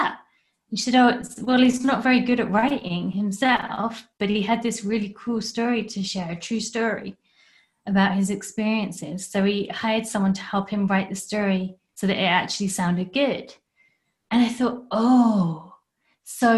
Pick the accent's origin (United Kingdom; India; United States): United Kingdom; England; now in Canada; I'm from England originally.